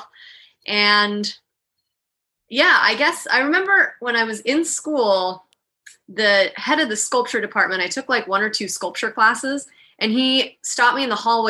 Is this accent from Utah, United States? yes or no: yes; Salt Lake City, Utah, United States; moved away as an adult; now in Miami, United States; I was born and raised in Utah, Salt Lake City